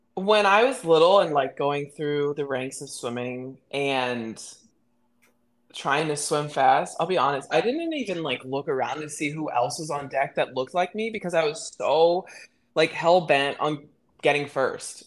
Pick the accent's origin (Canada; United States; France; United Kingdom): United States; Midland, Texas; I'm from Midland, Texas.